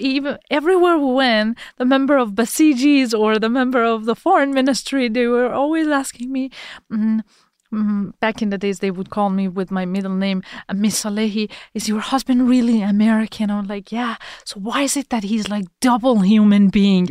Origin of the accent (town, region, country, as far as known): Iran; moved away